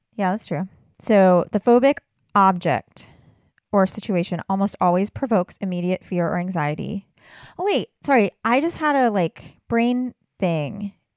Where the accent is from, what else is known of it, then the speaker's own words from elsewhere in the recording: California, United States; moved away; growing up in California